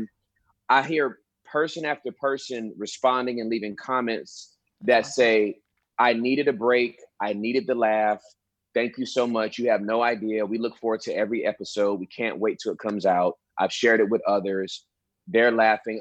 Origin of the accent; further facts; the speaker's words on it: Inglewood, California, United States; now in Texas, United States; I'm originally from Southern California, Inglewood, and uh, I moved to Texas in 1997